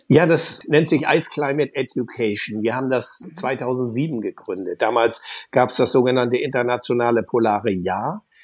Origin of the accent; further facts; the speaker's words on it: Germany; ich bin an der Nordsee groß geworden, überwiegend